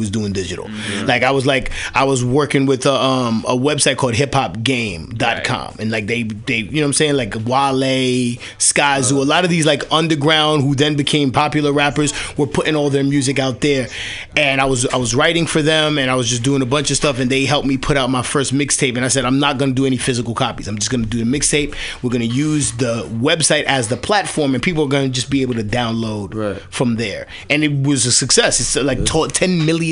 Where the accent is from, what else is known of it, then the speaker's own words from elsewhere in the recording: New York City, New York, United States; accent: New York; I'm from Washington Heights, Manhattan. So that's right above Harlem